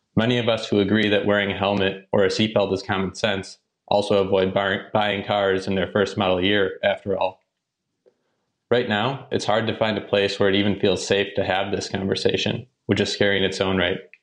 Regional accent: Arlington, Massachusetts, United States; I'm actually from Arlington, Massachusetts, a town right outside of Boston.

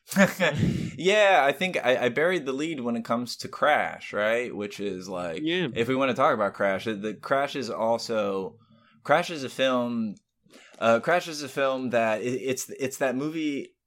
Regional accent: Florida, United States; I grew up in Florida

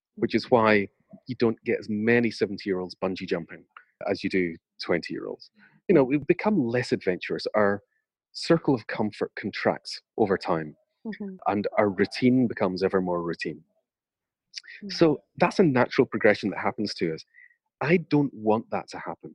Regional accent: United Kingdom; I'm British

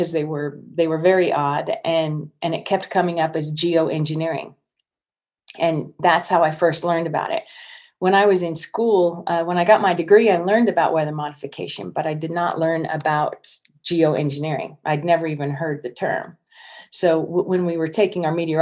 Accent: San Joaquin Valley, Central California, United States; also born or lived in Northern Sierra Nevada, California; I grew up in Central California and in the San Joaquin Valley

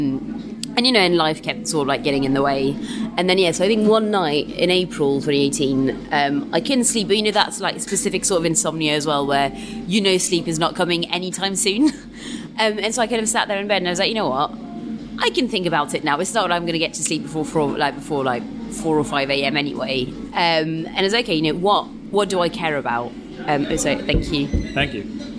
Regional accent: London, United Kingdom; And I kind of live up the road anyway, so I'm South Londoner.

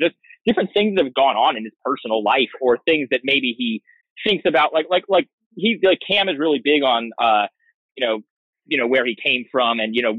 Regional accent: Portland, Oregon, United States; moved away as an adult; also born or lived in Chicago; I grew up in Portland.

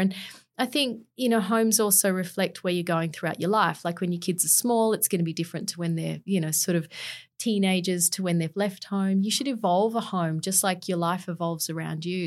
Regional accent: Canberra, Australian Capital Territory, Australia; also born or lived in London; did all my schooling in Canberra

